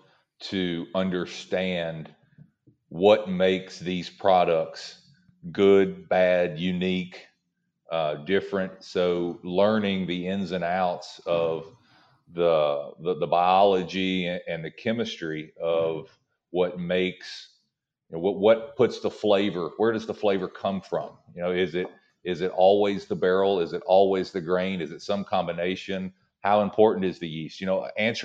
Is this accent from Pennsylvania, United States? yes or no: no; Tennessee, United States; I'm from Tennessee originally. And, when you're born and raised in Tennessee, you drink Jack Daniels.